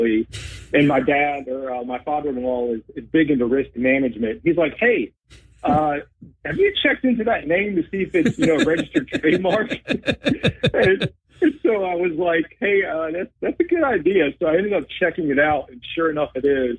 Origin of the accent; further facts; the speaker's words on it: North Carolina, United States; also born or lived in Greensboro, North Carolina; now in Wilmington, United States; I am a transplant. So okay. We'll say I am from North Carolina.